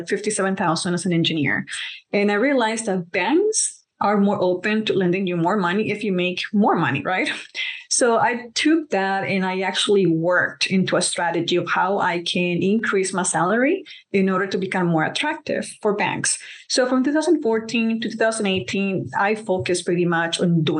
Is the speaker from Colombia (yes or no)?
yes; Colombia; moved away; I'm from Colombia, so we're immigrants